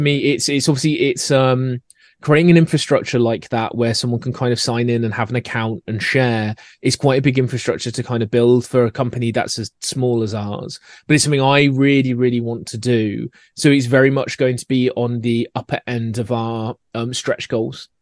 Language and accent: English; Scotland, United Kingdom; accent: Scottish; my accent coming in with the Scottish way of doing it